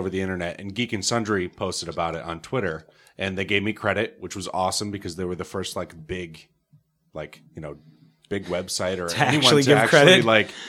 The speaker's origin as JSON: {"language": "English", "region": "New York", "country": "United States", "said": "So I'm from Northern New York. So when I fly home, I fly into Syracuse Airport."}